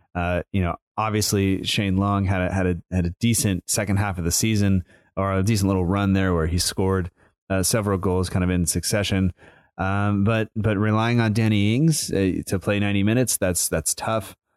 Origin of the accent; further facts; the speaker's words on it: United States; I'm American